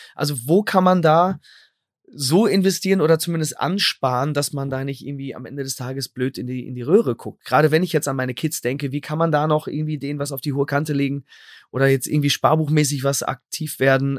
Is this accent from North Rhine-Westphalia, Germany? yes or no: yes; Sendenhorst, North Rhine-Westphalia, Germany; in meiner Stadt Sendnos, wo ich herkomme